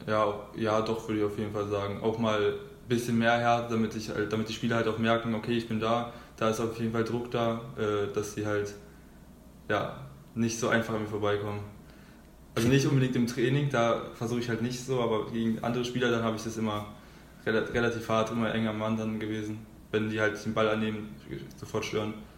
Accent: Schulzendorf, Brandenburg, Germany; also born or lived in Berlin; da bin ich halt äh, aus Berlin nach Schulzendorf gezogen und da halt wollte ich irgendwas machen, das war glaube ich mit sieben

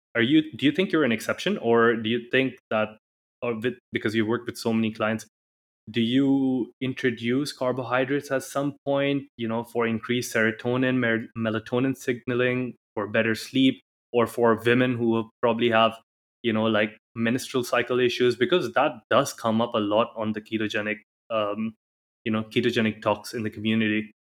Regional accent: India; now in Dubai, United Arab Emirates

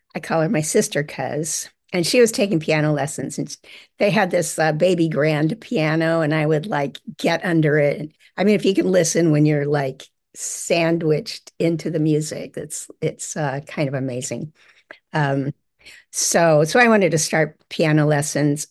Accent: Ojai, California, United States; also born or lived in Orange County, California / San Francisco, California; I grew up in Ojai, California

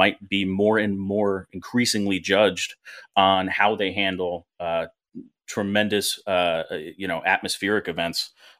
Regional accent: New Jersey, United States; I grew up in New Jersey

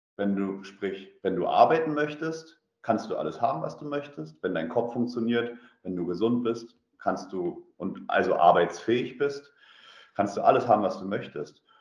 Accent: Germany; moved away as an adult; now in Russia; bei uns in Deutschland

